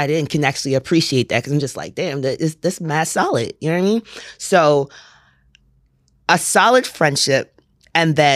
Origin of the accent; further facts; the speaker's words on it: Port Arthur, Texas, United States; now in Houston, United States; I'm from Port Arthur.